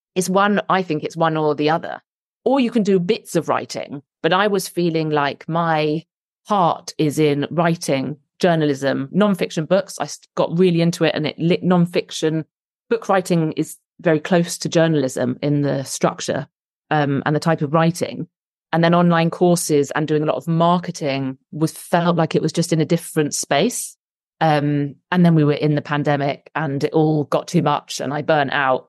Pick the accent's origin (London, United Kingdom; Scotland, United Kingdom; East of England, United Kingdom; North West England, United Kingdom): London, United Kingdom; moved away as an adult; now in Somerset, United Kingdom; I moved from London, where I'm from and where all my family live, to Somerset